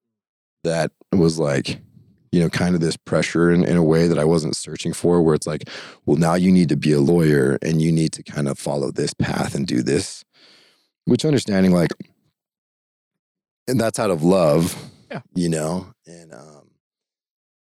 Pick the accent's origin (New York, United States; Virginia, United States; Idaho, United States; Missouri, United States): Idaho, United States; growing up in Idaho and with my family